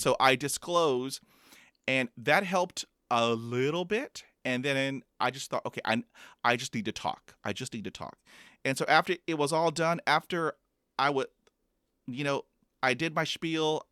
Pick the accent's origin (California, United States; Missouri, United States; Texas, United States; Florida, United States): Texas, United States; Corpus Christi; I was b, b, b, b, born in, um, Corpus Christi, Texas